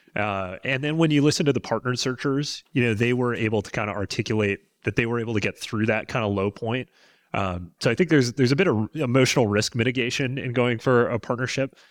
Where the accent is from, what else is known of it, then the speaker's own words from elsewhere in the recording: British Columbia, Canada; moved away as an adult; I'm a Canadian, so I was born and raised in, in British Columbia